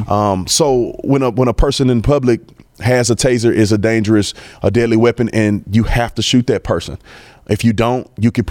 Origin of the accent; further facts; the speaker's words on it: Fort Worth, Texas, United States; I grew up right here in Fort Worth in Stop Six